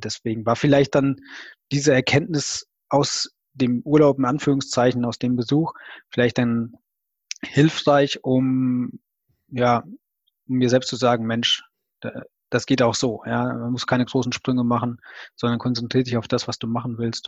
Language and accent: German; Rhineland-Palatinate, Germany; Also ich komme aus der Pfalz